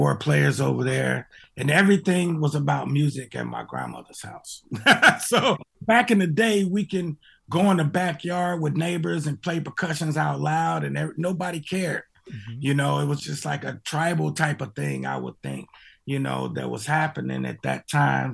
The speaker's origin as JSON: {"language": "English", "town": "Chicago Heights", "region": "Illinois", "country": "United States", "tie": "born or raised there", "also_born_or_lived": "Los Angeles / Houston / Tennessee", "said": "I grew up in Chicago, a place called Chicago Heights. And my family moved around"}